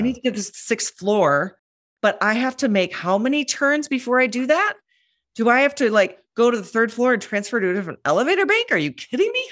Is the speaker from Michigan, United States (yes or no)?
no; Minneapolis, Minnesota, United States; moved away as an adult; also born or lived in London; now in New York, United States; I grew up in Minneapolis